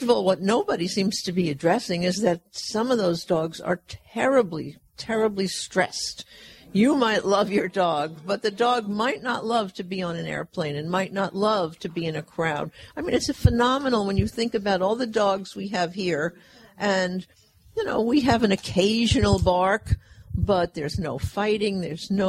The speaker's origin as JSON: {"language": "English", "town": "Fresno", "region": "California", "country": "United States", "tie": "born or raised there", "said": "my hometown of Fresno"}